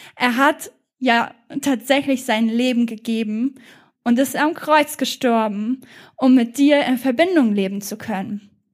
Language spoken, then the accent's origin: German; Germany; wir als Deutsche